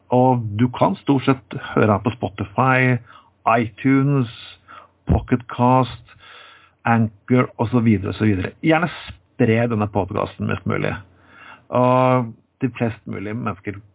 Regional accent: Telemark, Norway; Jeg har vokst opp i Telemark på 80-tallet.

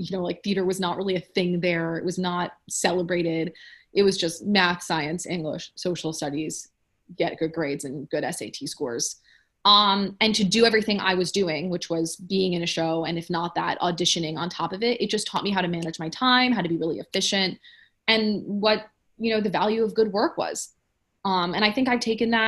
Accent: New York City, New York, United States; also born or lived in Ann Arbor, Michigan; I grew up in New York. I wanted to stay in New York

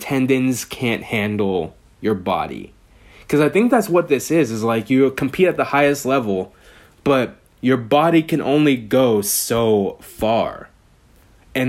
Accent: Bay Area, California, United States; I live in the Bay Area, Warriors fan, born and raised in the Bay Area

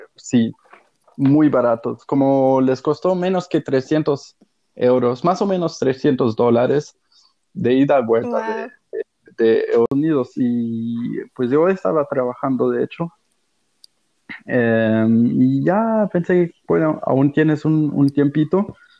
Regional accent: Germany; Spanish is a second language; also born or lived in Mexico / Australia / Portugal (ancestry); aquí en Alemania, bueno, soy alemán

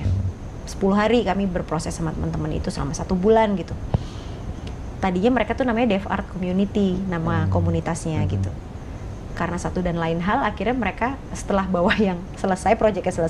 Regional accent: Java, Indonesia; Karena kita orang Jawa gitu, kita orang orang orang Jawa yang memakai

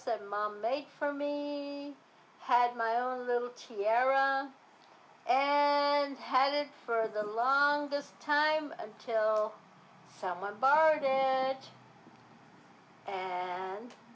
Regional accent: San Antonio, Texas, United States; I was born on Monterey Street in the house my parents built

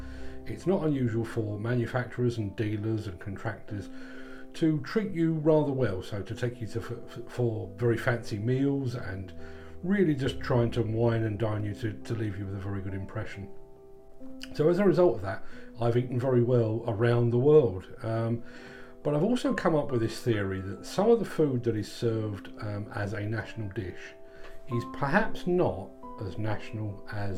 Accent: London, United Kingdom; as a Londoner myself

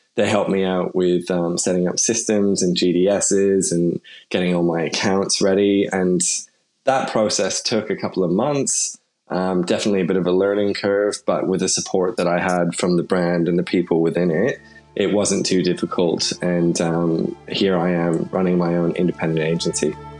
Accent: Canada; now in Sydney, Australia; I'm obviously Canadian and grew up there

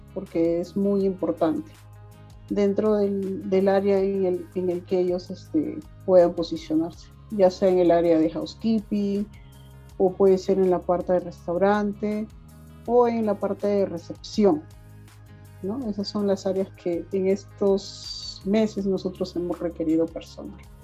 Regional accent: Huaraz, Ancash, Peru; yo soy guaracina, me vine a, radicar acá

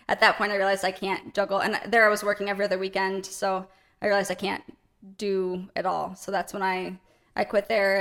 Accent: New Lothrop, Michigan, United States; also born or lived in Owosso, Michigan; I was born in Owosso, grew up in New Lothrop

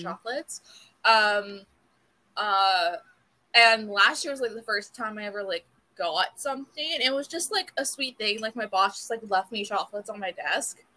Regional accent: South Florida, United States; born and raised in South Florida

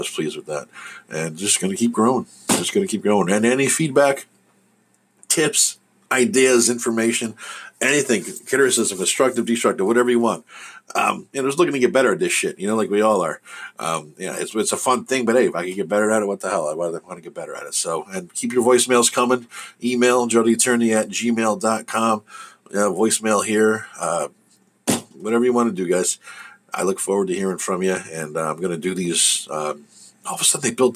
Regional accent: New Jersey, United States; I'm from Jersey

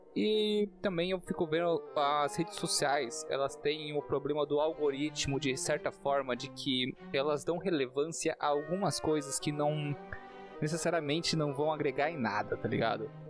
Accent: Brazil

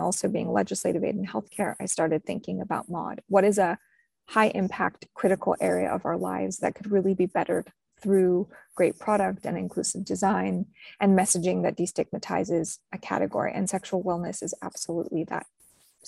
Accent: New Mexico, United States; I was born in New Mexico

